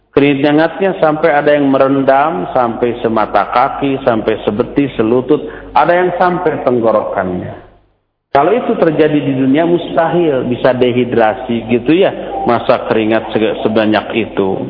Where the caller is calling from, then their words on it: Bekasi, West Java, Indonesia; dari Bekasi.